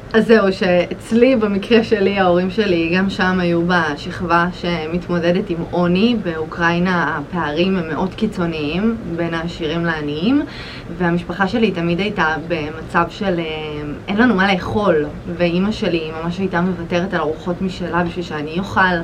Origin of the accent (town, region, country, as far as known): Rishon LeZion, Central District, Israel; born or raised there